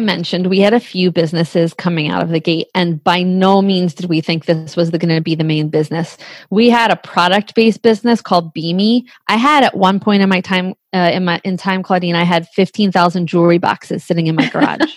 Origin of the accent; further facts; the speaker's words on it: Bucks County, Pennsylvania, United States; we're from Bucks County